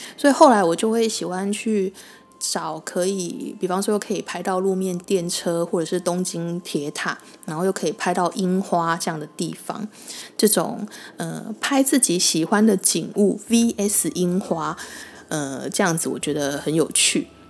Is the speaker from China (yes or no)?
no; Taiwan; 我们台湾人中秋烤肉